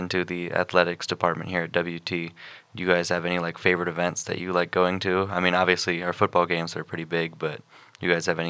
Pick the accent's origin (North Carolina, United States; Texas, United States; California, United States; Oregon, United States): Texas, United States; Houston; I'm from Houston